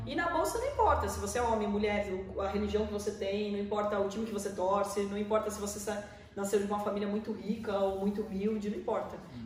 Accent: Porto Feliz, São Paulo, Brazil; moved away as an adult; now in Sorocaba, Brazil; Eu sou nascido numa cidade pertinho da gente aqui em Porto Feliz, né? Tem 50 mil habitantes.

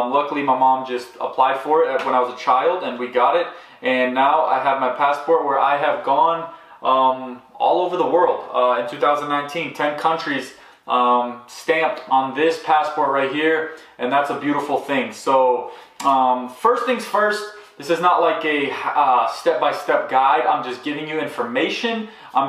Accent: United States; growing up, I mean, I grew up here in America

